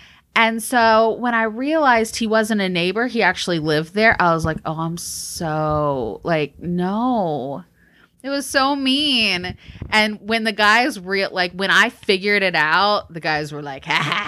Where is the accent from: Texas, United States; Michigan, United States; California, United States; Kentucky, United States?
Texas, United States; born there; I mean, I was born in Texas. You know, got to give it up a little bit.